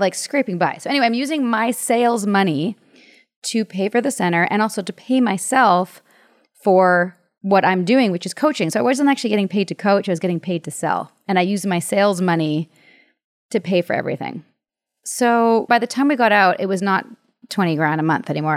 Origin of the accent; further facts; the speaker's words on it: Canada; I'm from Canada